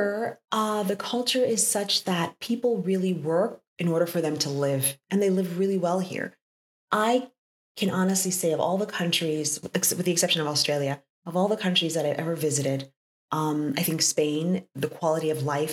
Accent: New York, United States; moved away as an adult; now in Europe; I come from New York

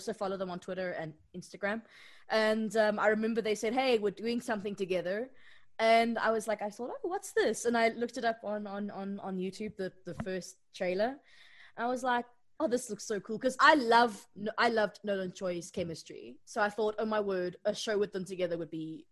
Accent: Johannesburg, Gauteng, South Africa; I am from Johannesburg, South Africa

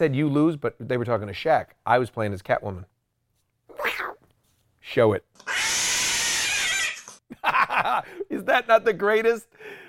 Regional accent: New England, United States; I'm from New England

